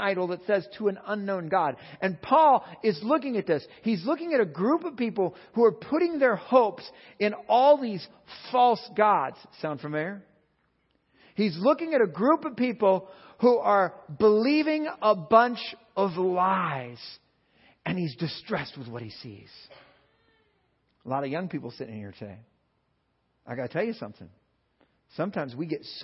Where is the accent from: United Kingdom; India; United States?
United States; California; I'm from California